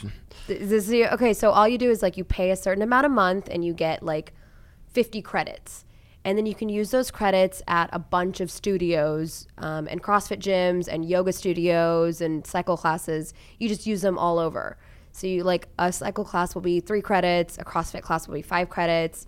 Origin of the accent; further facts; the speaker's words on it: Oklahoma, United States; moved away as an adult; also born or lived in Bend, Oregon / Chicago / Dallas; now in Cleveland, United States; I grew up in Oklahoma